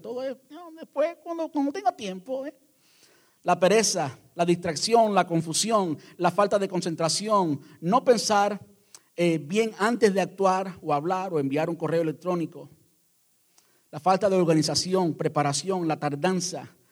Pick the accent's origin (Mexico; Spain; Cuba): Cuba